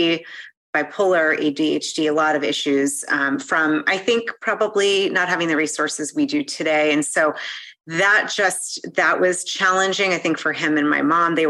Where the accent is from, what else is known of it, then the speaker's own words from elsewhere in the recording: Newton, Massachusetts, United States; I grew up in Boston, right outside of literally to like right next to the area with Harvard